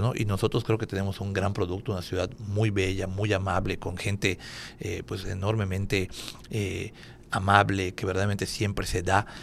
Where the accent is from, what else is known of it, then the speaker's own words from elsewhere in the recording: Mérida, Yucatán, Mexico; nosotros como ciudadanos eh, de Mérida